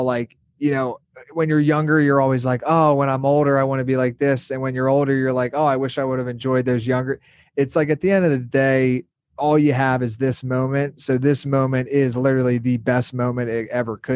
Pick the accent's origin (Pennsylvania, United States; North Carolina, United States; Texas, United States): Pennsylvania, United States; moved away as an adult; now in Miami, United States; from a small town in Pennsylvania, like an hour north of Philadelphia